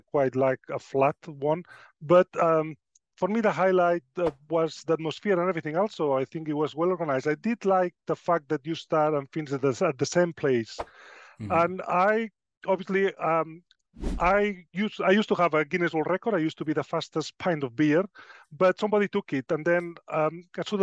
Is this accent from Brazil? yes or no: no; Spain; moved away as an adult; now in Sheffield, United Kingdom; I was born in Spain quite a while ago. But I decided to move. I pursued my dream of being a nurse. And when I was 25, I did pack my bags, and I ended up in the United Kingdom in Sheffield.